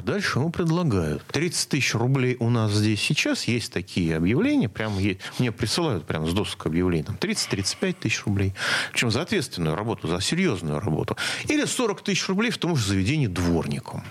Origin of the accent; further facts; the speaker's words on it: Moscow, Russia; как москвич